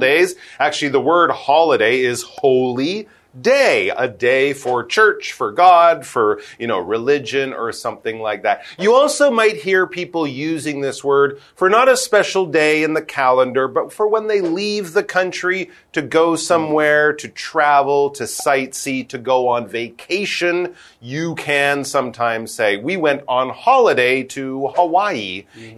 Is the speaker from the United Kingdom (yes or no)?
no; Canada